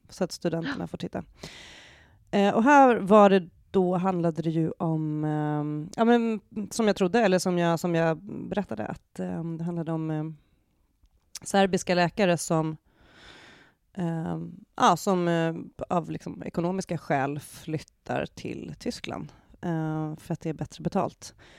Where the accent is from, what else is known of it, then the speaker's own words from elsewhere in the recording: Sweden; som svensk